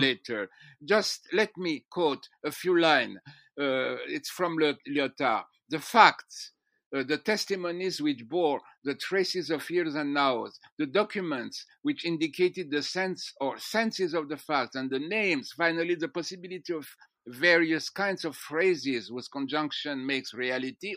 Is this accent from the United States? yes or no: no; France; moved away as an adult; also born or lived in Strasbourg / Jerusalem; I was born in France